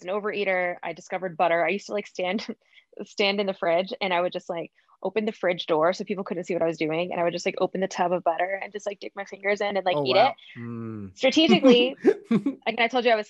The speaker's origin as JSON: {"language": "English", "country": "United States", "tie": "born or raised there", "said": "I was born in America"}